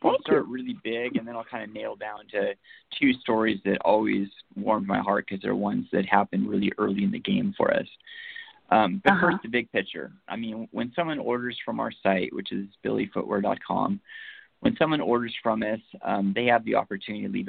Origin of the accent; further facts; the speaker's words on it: Seattle, Washington, United States; we're from Seattle